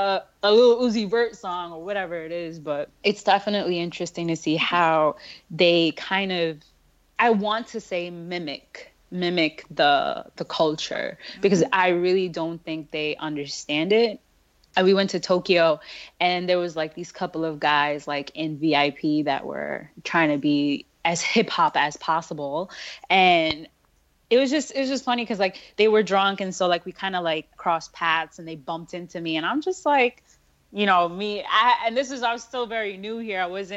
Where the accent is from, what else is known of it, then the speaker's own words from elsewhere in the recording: India; I'm from India, and my family rolls deep. That's why you never want to have a wedding in India